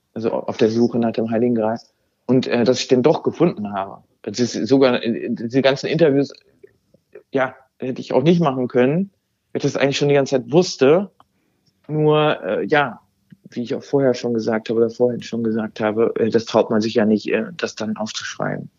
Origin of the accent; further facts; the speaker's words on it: Germany; first language German; also born or lived in Amsterdam, Netherlands; now in Noordwijk, Netherlands; Deutsch ist meine, wirklich meine Muttersprache und auch mein Mutterland